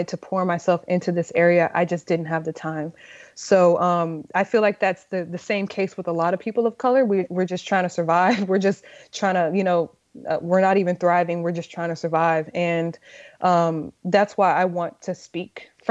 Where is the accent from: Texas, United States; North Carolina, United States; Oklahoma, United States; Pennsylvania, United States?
Texas, United States; now in Brooklyn, United States